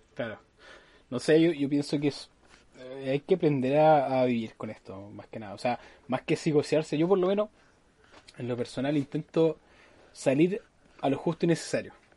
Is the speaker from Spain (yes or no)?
no; Chile; cuando somos chilenos, los chilenos mm. somos así